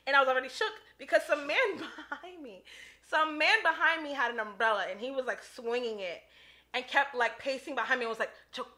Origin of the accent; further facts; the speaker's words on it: New York City, New York, United States; I am born and raised in the Bronx. I live in the city now, but I will forever, amen, rep the Bronx